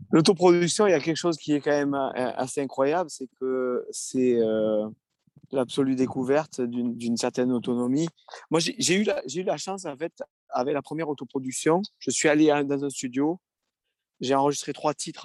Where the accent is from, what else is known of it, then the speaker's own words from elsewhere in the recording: France; je chante en français, en anglais, mais je suis français